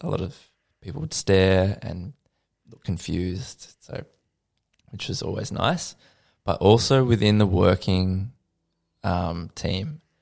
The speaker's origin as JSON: {"language": "English", "town": "Lilydale", "region": "Victoria", "country": "Australia", "tie": "born or raised there", "lives_now": "Melbourne, Australia", "said": "the Yarra Valley where I grew up in Lilydale"}